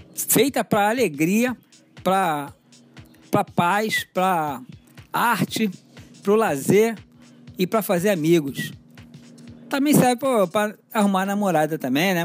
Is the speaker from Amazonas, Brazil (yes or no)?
no; Rio de Janeiro, Brazil; desde criança eu sou cria aqui de Marechal Hermes